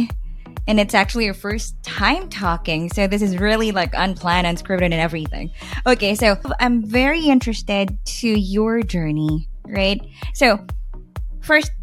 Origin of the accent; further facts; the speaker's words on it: Philippines; my home country, Philippines